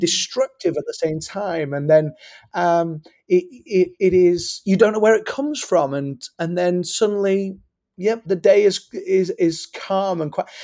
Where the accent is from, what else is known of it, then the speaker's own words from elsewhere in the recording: England, United Kingdom; now in United States; I am originally from England, so I acknowledge I have an accent.